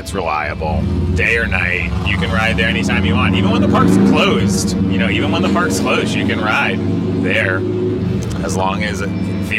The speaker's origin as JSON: {"language": "English", "region": "Northeast", "country": "United States", "tie": "born or raised there", "moved": "yes", "lives_now": "San Francisco, United States", "said": "I grew up in the Northeast"}